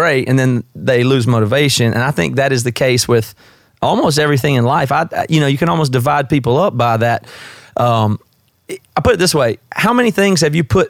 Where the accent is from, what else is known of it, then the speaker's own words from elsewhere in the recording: South Carolina, United States; moved away as an adult; now in Seattle, United States; my accent is obviously not from the Northwest. I'm from the South. I'm from South Carolina originally, but I've been here about 16 years